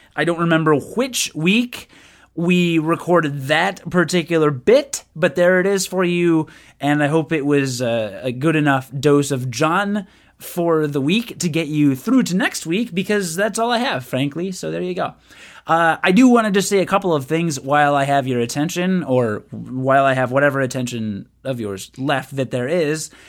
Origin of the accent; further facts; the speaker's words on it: United Kingdom; I am British